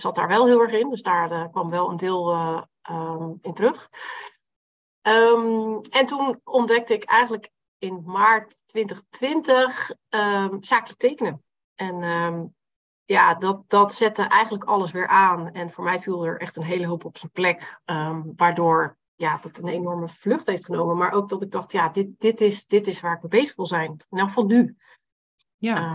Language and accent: Dutch; Rotterdam, South Holland, Netherlands; Ik eh, kom uit Rotterdam, ben 42 jaar